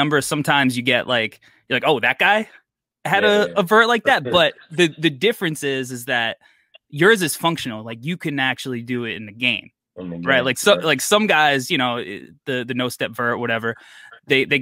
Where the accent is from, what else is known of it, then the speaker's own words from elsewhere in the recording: New York City, New York, United States; I'm a New Yorker